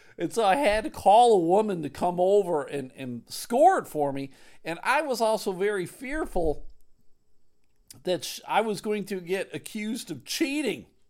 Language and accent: English; Clarence, New York, United States; I grew up in Clarence. Williamsville was the town next door